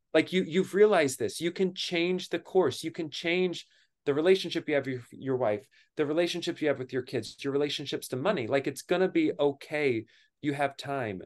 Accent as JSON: {"language": "English", "region": "Kentucky", "country": "United States", "tie": "born or raised there", "moved": "yes", "lives_now": "New York City, United States", "said": "I grew up in Kentucky."}